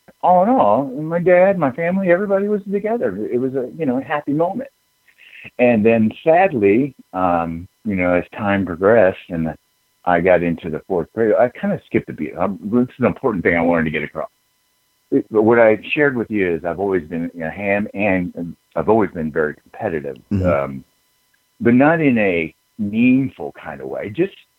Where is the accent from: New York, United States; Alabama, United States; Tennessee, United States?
Alabama, United States; born there; I was a military brat. My parents moved. I was born in Alabama, and my mom's side is all German.